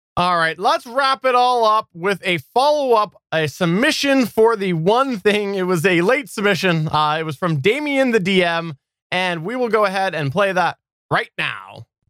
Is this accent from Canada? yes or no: yes; Canada; as a Canadian